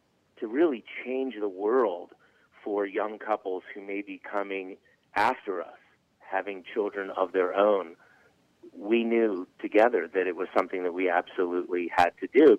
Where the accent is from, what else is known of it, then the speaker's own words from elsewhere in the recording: Charleston, South Carolina, United States; moved away as an adult; now in Atlanta, United States; I grew up in Charleston, South Carolina